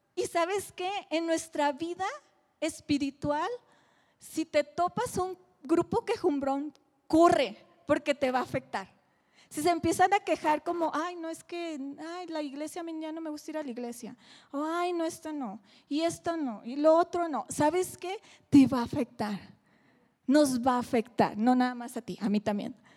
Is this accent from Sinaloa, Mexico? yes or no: yes; Mazatlán, Sinaloa, Mexico; soy de Mazatlán